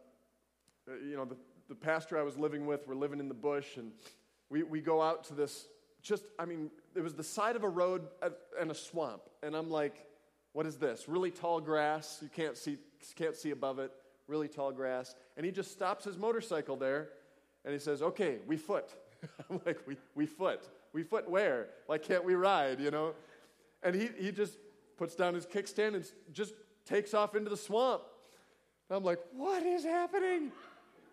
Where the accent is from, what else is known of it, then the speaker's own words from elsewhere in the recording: United States; I'm an American